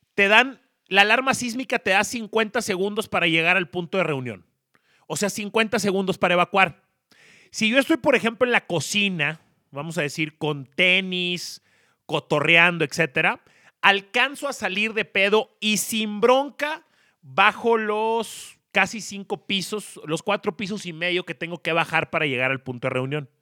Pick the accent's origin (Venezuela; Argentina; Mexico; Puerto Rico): Mexico; Monterrey, Nuevo León; moved away as an adult; now in Mexico City, Mexico; soy regiomontano, tengo un año y medio viviendo en la Ciudad de México